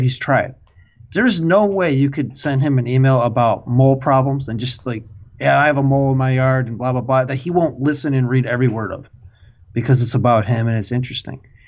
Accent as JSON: {"language": "English", "region": "Midwest", "country": "United States", "accent": "Midwest", "said": "it's my Midwest accent"}